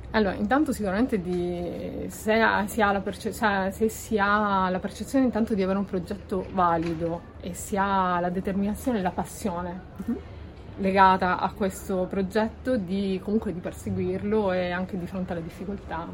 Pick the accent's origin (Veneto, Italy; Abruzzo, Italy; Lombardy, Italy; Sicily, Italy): Sicily, Italy; also born or lived in Tuscany; now in Lipari, Italy; desideravo vivere in Sicilia, che è la mia terra natia, anche se ho studiato fuori